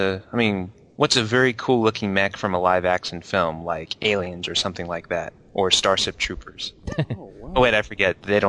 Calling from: Ohio, United States; Well, I'm calling from Ohio.

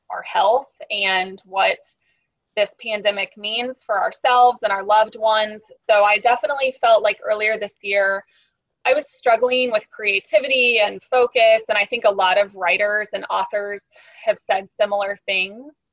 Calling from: St. Petersburg, Florida, United States; I'm tuning in from St. Petersburg, Florida, so quite the distance

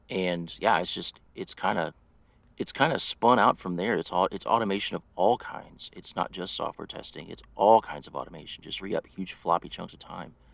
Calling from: St. Louis, Missouri, United States; I am in St. Louis, Missouri, in the U.S.

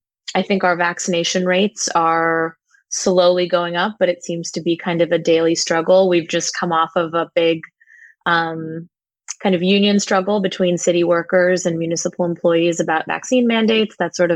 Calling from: Brooklyn, New York, United States; I'm calling from Brooklyn, New York, and things are looking okay from the perspective of the pandemic over here.

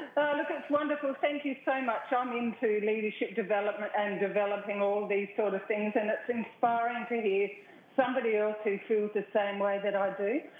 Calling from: Australia; I'm calling from Australia. I'm listening all the way from there today.

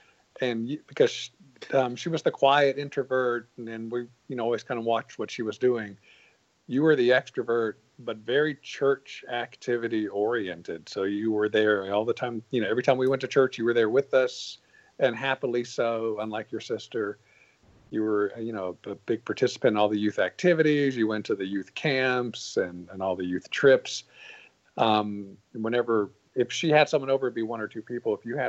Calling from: Lexington, South Carolina, United States; From beautiful Lexington, South Carolina.

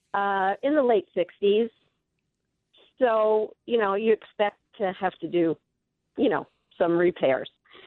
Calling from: Sahuarita, Arizona, United States

